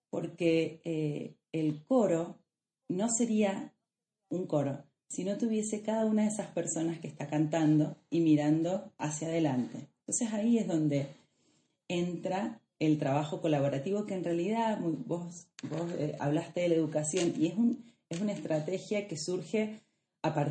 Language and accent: Spanish; Mendoza, Argentina; que vivo, crecí, nací y crecí acá en Mendoza y actualmente vivo y me desempeño acá en Mendoza.